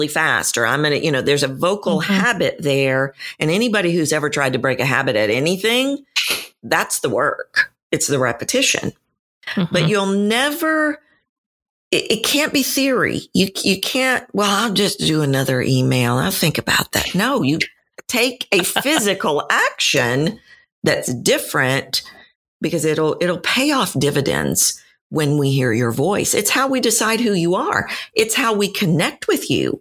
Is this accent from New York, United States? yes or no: no; Texas, United States; I'm from Texas, and we are known to be friendly